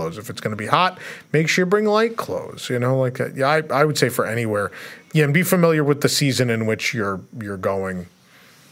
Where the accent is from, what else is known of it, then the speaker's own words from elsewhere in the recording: New York City, New York, United States; I grew up in the Bronx